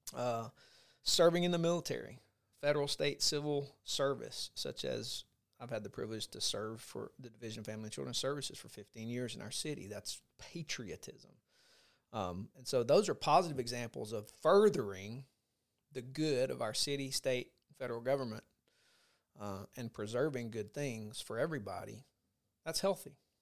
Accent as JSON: {"language": "English", "country": "United States", "said": "as an American"}